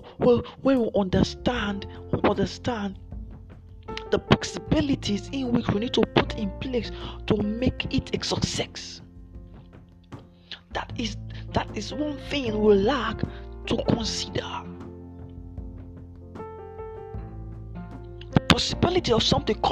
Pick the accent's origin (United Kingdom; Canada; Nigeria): Nigeria; I'm from Nigeria.